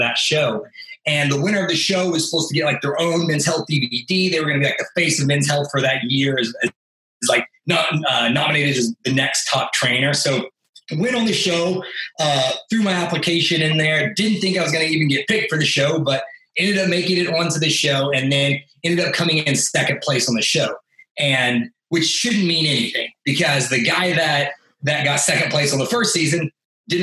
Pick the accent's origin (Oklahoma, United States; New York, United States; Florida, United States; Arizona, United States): Oklahoma, United States; Tulsa; I'm a kid from Tulsa, Oklahoma